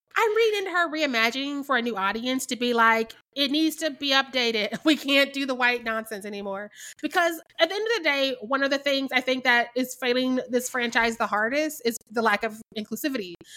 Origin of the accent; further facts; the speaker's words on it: Missouri, United States; I'm from Missouri